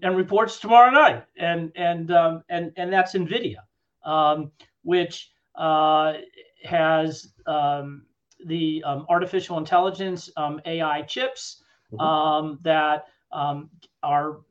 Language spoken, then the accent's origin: English; Cleveland, Ohio, United States; I grew up in Cleveland, Ohio